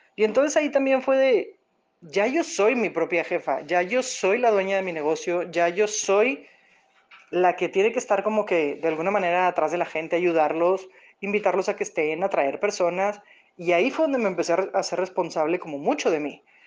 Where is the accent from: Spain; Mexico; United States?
Mexico; Monterrey, Nuevo León; yo soy de Monterrey, Nuevo León, México